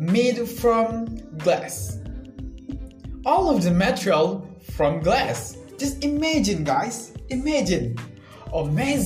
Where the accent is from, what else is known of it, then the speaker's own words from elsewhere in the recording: Central Lombok, West Nusa Tenggara, Indonesia; I'm 20 years old and I'm from Central Lombok.